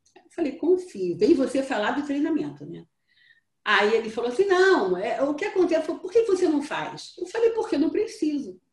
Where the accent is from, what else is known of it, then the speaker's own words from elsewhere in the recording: Brazil; eu descobri que eu não era brasileira